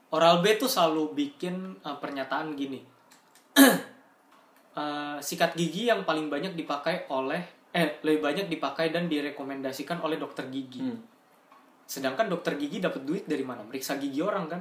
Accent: Jakarta, Indonesia; saya sebagai warga Jakarta

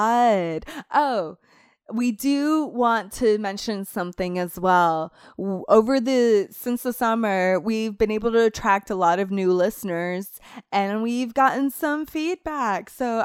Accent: Puerto Rico; also born or lived in Florida; Clinton says that, but Clinton doesn't remember that I'm from a tropical area.

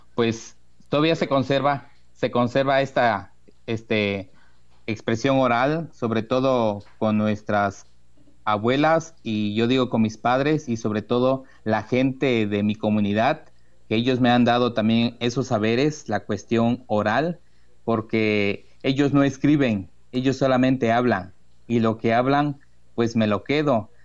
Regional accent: Rafael Delgado, Veracruz, Mexico; en el municipio de Rafael Delgado, de donde soy yo originario, ya llevo casi 39 años, digo casi 39, se aproxima mi, mi cumpleaños desde aquí que nací

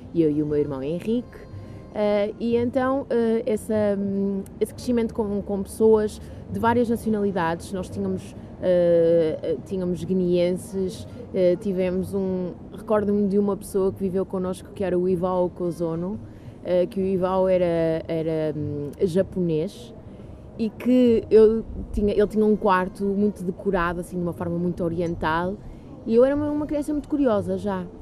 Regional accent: Santo Tirso, Norte, Portugal; born or raised there; also born or lived in Coimbra

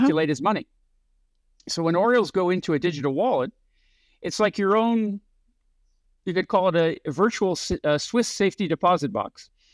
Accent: Canada; moved away as an adult; also born or lived in San Francisco; I grew up in Canada

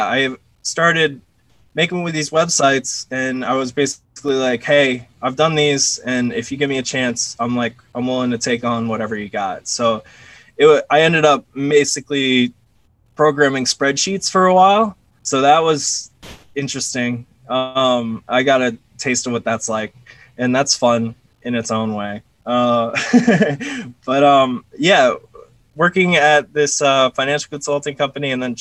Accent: Orlando, Florida, United States; I grew up in Orlando, Florida

